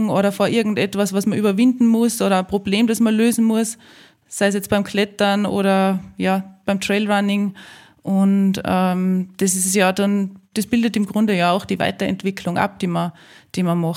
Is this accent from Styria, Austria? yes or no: no; Salzburg, Austria; ich bin in die Berge aufgewachsen, ähm, in der Nähe von Salzburg. Ähm, unser Haus steht mitten im Grünen.